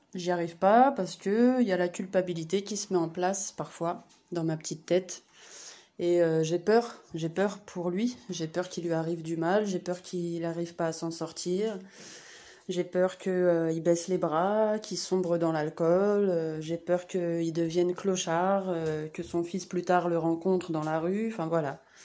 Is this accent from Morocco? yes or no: no; Saint-Denis, Île-de-France, France; Je suis née à Saint-Denis